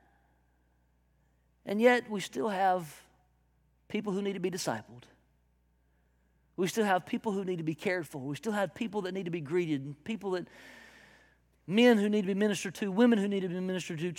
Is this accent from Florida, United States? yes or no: no; South Carolina, United States; I am from South Carolina in the backwoods